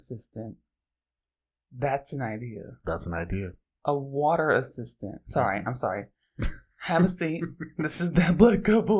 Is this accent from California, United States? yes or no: yes; Oakland, California, United States